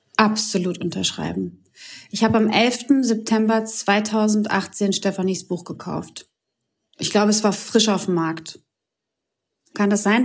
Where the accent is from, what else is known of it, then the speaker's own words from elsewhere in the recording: Croatia; moved away; Ich komme aus einem Land, aus Kroatien